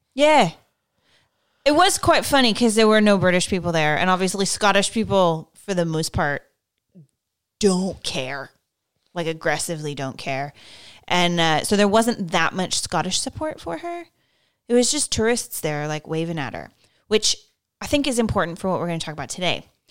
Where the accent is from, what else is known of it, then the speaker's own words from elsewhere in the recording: United States; I, I'm American